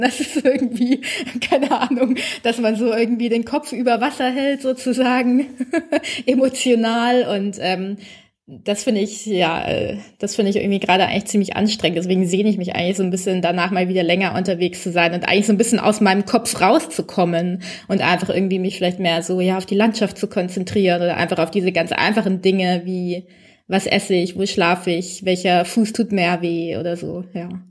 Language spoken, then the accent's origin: German; Bavaria, Germany; für mich als Bayerin